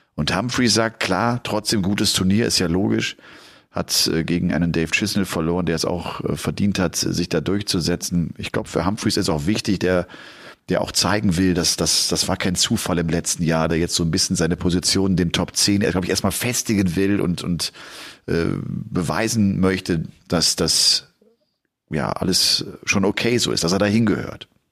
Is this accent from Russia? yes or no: no; Bergisch Gladbach, North Rhine-Westphalia, Germany; aus Bergisch Gladbach, aus meiner, aus meiner Heimat auch